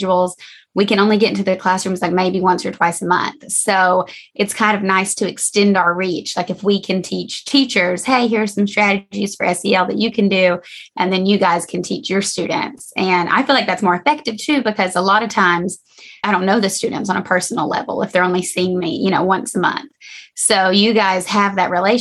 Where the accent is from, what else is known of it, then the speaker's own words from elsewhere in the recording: Georgia, United States; moved away as an adult; now in San Diego, United States; I'm from Georgia and I did my undergrad in psychology at Georgia College and State University